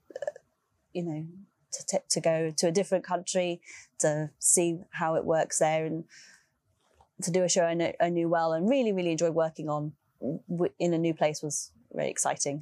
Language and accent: English; London, United Kingdom; my hometown, London